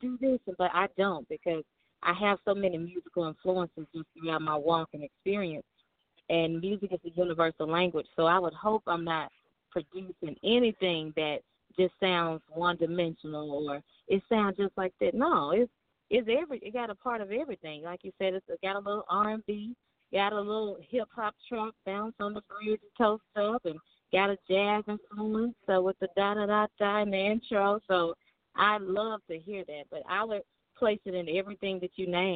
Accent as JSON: {"language": "English", "town": "Memphis", "region": "Tennessee", "country": "United States", "tie": "born or raised there", "accent": "southern", "moved": "as an adult", "lives_now": "Los Angeles, United States", "said": "I'm calling all the way from Los Angeles, you know, but I'm born and raised in Memphis"}